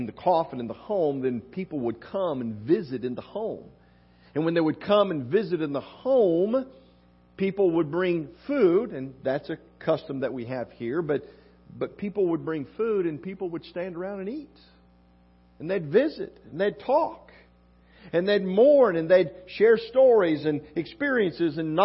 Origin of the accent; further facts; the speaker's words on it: West Virginia, United States; now in Oklahoma, United States; growing up in West Virginia